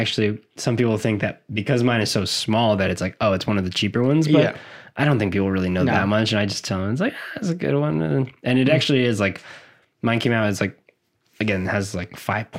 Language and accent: English; South Florida, United States; I'm from South Florida.